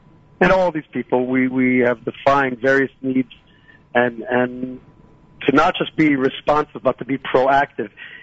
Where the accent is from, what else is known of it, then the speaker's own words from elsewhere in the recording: Philadelphia, Pennsylvania, United States; now in Shiloh, Israel; I was born in Philadelphia, and I made Aliyah in 1978